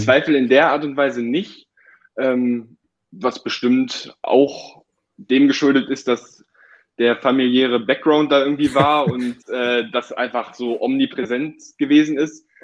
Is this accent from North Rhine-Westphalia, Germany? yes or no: no; Hildesheim, Lower Saxony, Germany; also born or lived in Hanover; Ich bin in Hildesheim aufgewachsen